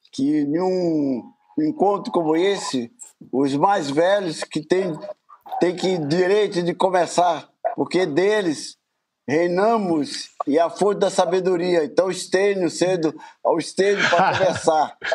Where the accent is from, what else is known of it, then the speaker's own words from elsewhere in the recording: Bahia, Brazil; eu sou baiano